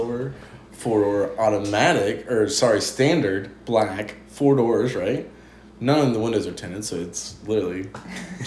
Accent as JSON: {"language": "English", "town": "Chillicothe", "country": "United States", "tie": "born or raised there", "said": "my hometown, Chillicothe"}